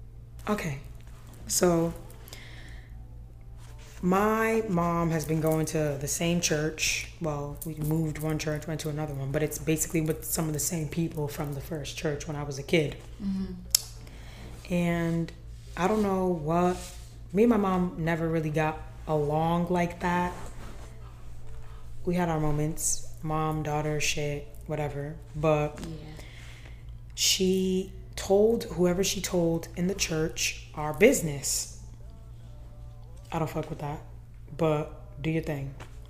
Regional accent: Nigeria; I'm Nigerian, man. Yeah. Like, so, this is my life. Yeah. This is my life. I grew up this way.

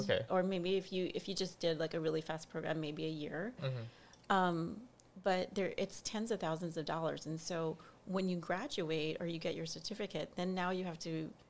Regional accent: Hawaii, United States; moved away as an adult; also born or lived in New York City; growing up in Hawaii

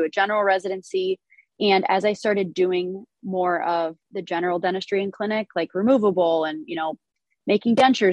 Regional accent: Erie, Pennsylvania, United States; moved away as an adult; now in Buffalo, United States; I'm originally from Erie, PA. I've been in Buffalo for the past 8 years

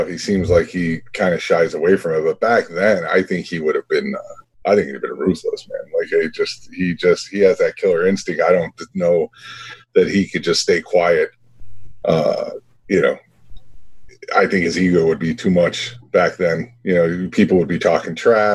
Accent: Chicago, Illinois, United States; born and raised on the south side of Chicago

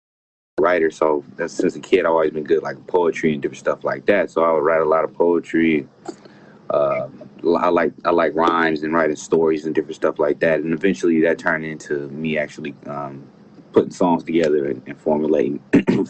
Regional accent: United States; moved away as an adult; now in Thailand; me being from the States

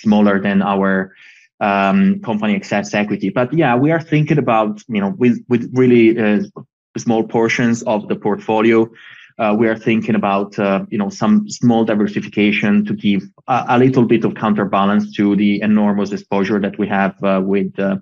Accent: Italy; we come from Italy

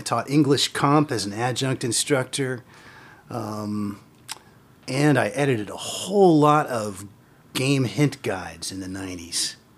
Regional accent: Terre Haute, Indiana, United States; I came originally from Terre Haute, Indiana. That's where I was born

